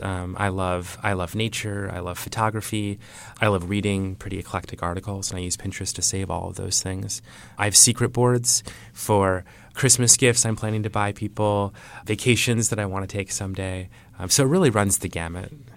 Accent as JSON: {"language": "English", "region": "Iowa", "country": "United States", "tie": "born or raised there", "said": "I grew up in Iowa."}